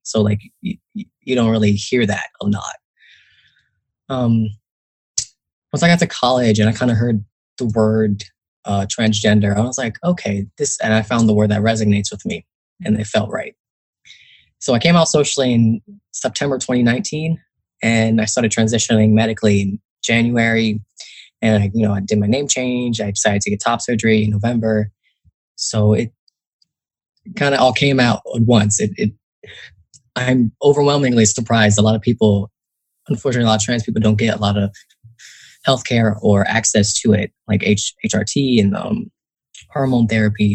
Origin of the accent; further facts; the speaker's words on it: Northern New Jersey, United States; also born or lived in Newark, New Jersey; I grew up in Northern New Jersey